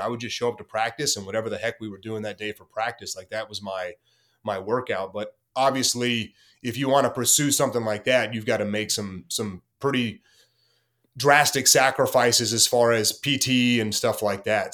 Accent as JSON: {"language": "English", "town": "Corsicana", "region": "Texas", "country": "United States", "tie": "born or raised there", "moved": "yes"}